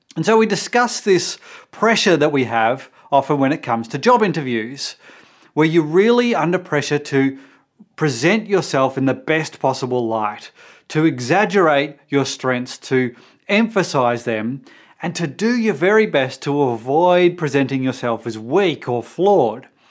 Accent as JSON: {"language": "English", "country": "Australia", "said": "for us Australians"}